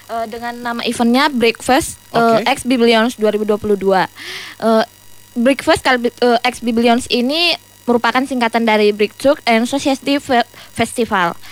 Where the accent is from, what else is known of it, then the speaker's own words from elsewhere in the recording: Tarutung, North Sumatra, Indonesia; Asal aku dari Tarutung.